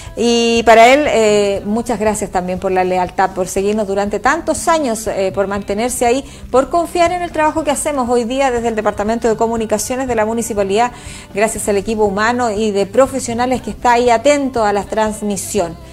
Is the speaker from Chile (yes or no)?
yes; Chile; somos los chilenos